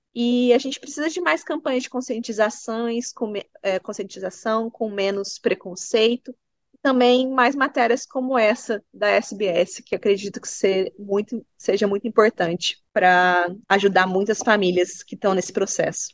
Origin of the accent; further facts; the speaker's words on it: Brazil; now in Bunbury, Australia; Eu sou brasileira